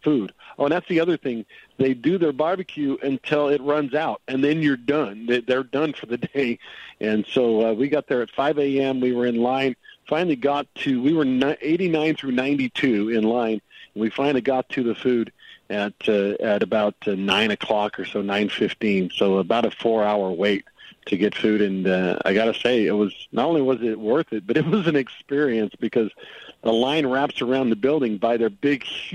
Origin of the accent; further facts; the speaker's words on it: South Central Texas, United States; moved away; I grew up down here in South Central Texas